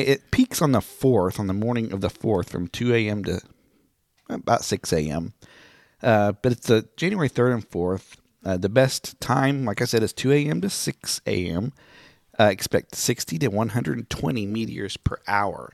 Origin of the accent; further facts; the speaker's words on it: Miami, Oklahoma, United States; moved away; Miami, my hometown